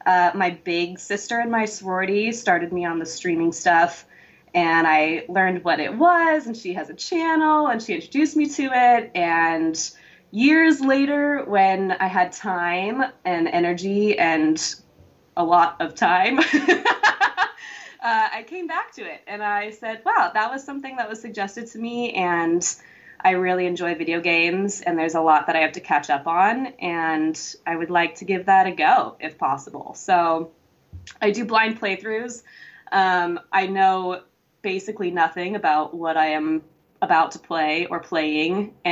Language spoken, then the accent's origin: English; California, United States; now in Los Angeles, United States; I'm from Northern California originally. But yeah, I'm an actress as well. So I'm based